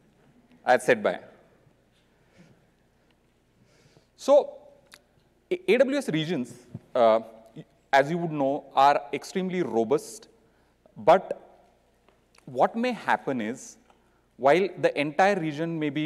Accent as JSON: {"language": "English", "town": "Mumbai", "region": "Maharashtra", "country": "India", "said": "I'm from Mumbai, India."}